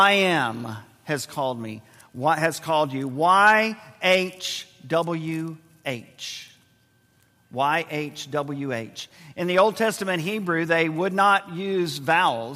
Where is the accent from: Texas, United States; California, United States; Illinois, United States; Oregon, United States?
Texas, United States; San Antonio; San Antonio, Texas, our my hometown